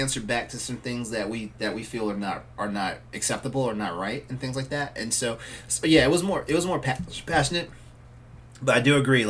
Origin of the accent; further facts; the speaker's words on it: Texas, United States; moved away; I grew up in Texas and stuff like that, and I told myself at one point I probably would move back to Texas